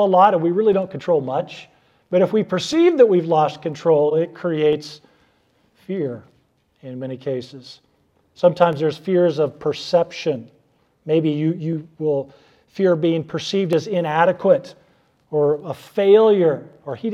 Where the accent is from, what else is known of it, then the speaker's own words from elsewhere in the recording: Arnold, Nebraska, United States; I grew up near Arnold, Nebraska.